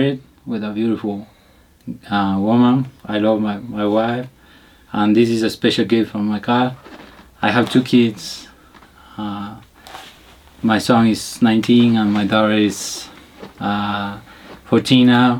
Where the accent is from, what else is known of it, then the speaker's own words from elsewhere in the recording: Cuenca, Azuay, Ecuador; English is a second language; I am from Cuenca, Ecuador.